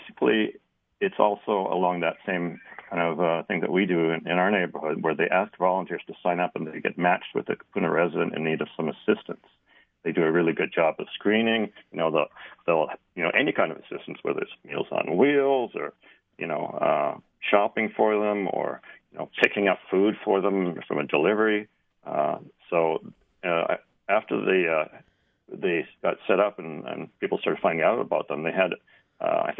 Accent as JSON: {"language": "English", "country": "Canada", "tie": "born or raised there", "moved": "yes", "lives_now": "Hawaii, United States", "said": "I grew up in Canada"}